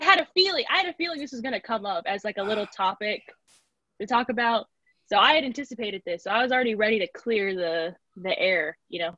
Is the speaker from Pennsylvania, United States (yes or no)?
no; Corpus Christi, Texas, United States; moved away as an adult; also born or lived in San Marcos, Texas; I'm originally from Corpus Christi, Texas